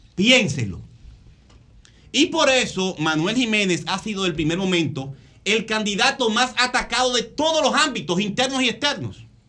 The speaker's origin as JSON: {"language": "Spanish", "area": "San Isidro", "region": "Distrito Nacional", "country": "Dominican Republic", "said": "de San Isidro el Bonito, de donde yo soy"}